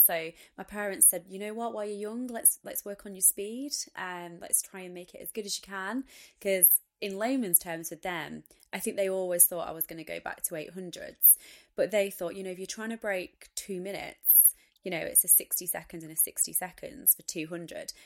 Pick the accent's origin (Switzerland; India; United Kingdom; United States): United Kingdom; being British, being female